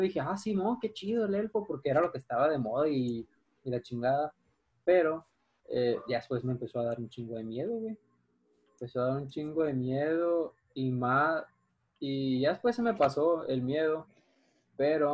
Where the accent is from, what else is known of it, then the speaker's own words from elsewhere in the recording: Guadalajara, Jalisco, Mexico; now in Mazatlán, Mexico; cuando yo de morro vivía en Guadalajara